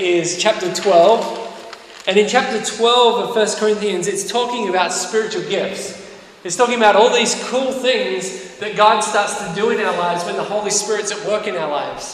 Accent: Australia; moved away; I'm from Australia.

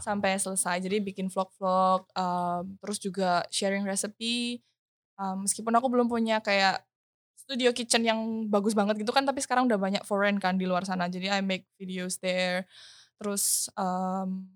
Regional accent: Surabaya, East Java, Indonesia; moved away as an adult; now in Jakarta, Indonesia; Aku kan orang Surabaya, hmm. terus aku well, as now I'm recording this, I'm in Jakarta

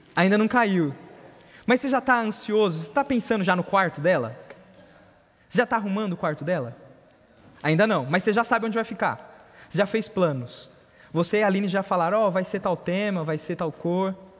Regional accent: São Paulo, Brazil; a gente é da Zona Leste, São Mateus

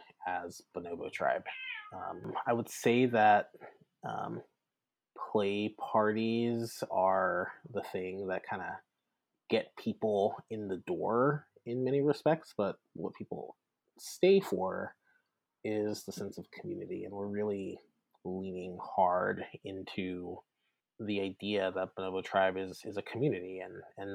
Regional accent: South Louisiana, United States; moved away as an adult; also born or lived in Baton Rouge; now in Bay Area, United States; I'm originally from South Louisiana and went to Louisiana State University

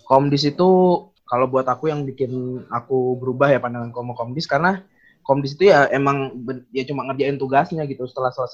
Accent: Sumatra, Indonesia; jadi uh, penjelasan aja kalau aku nih orang Sumatera yang tipikalnya pertama keras

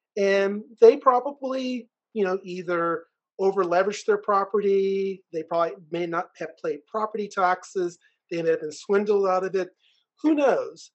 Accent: Richmond, Virginia, United States; I was born in Richmond, Virginia

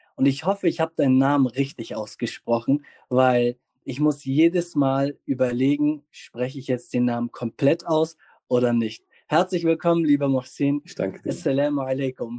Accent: the North, Northern Germany, Germany; ich komme aus dem Norden

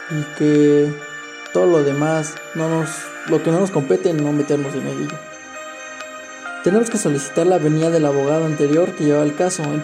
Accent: Mexico; leal tanto para nuestra ley, para nuestro país, nuestra constitución, para todos aquellos principios como mexicanos que tenemos

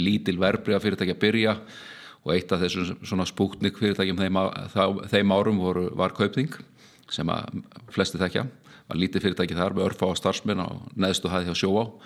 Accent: Reykjavík, Capital Region, Iceland; ég er alveg upp í Esbjörðinu, svona fyrst og fremst þannig, svona til áttara aldurs gekk í Ísaskóla, skiptið eh, svo fluttu við með fóraldurunum upp í Breitholt í Seljakverfið

